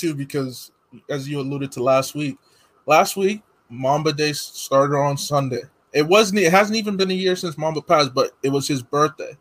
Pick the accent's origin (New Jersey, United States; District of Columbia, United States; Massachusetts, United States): New Jersey, United States; I'm from Jersey. So being from Jersey